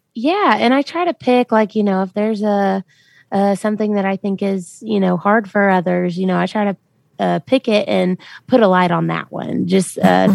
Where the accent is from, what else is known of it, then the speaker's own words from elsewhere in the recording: Memphis, Tennessee, United States; moved away as an adult; also born or lived in Millington, Tennessee; now in Nashville, United States; I'm from Memphis, Tennessee, and I came to Nashville to be a country music singer.